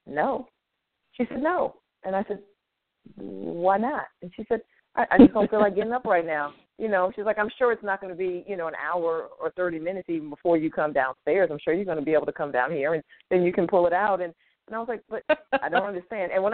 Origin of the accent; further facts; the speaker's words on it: Connecticut, United States; now in Georgia, United States; I'm originally from Connecticut